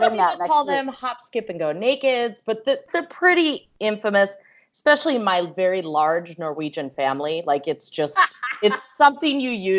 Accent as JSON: {"language": "English", "region": "North Dakota", "country": "United States", "moved": "yes", "lives_now": "Florida, United States", "said": "I'm from North Dakota, but I currently live in Florida."}